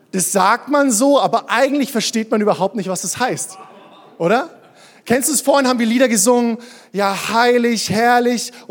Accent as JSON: {"language": "German", "town": "Würzburg", "region": "Bavaria", "country": "Germany", "tie": "born or raised there", "said": "Ich bin in Würzburg groß geworden, bin da in eine Kirche gegangen."}